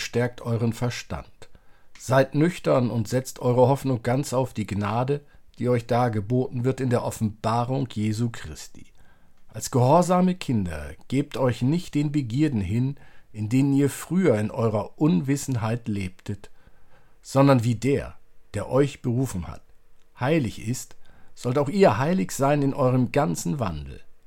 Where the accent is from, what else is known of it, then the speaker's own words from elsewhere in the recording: Germany; wir als Deutsche